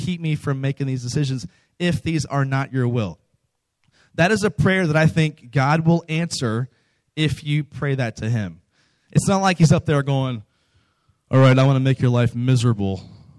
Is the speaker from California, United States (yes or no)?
no; close to Washington, D.C., Virginia, United States; moved away as an adult; now in Texas, United States; I'm not from Texas. I'm from the East Coast. I'm from Virginia, close to Washington, D.C.